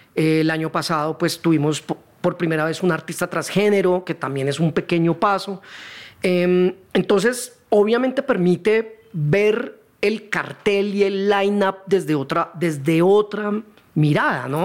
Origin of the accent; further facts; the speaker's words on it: Neiva, Huila, Colombia; moved away as an adult; also born or lived in Cali; now in Bogotá, Colombia; mi familia vivió en Cali hasta el 79. Y mm. ahí, por temas del trabajo de mi papá, nos tocó ir a Neiva, 10 años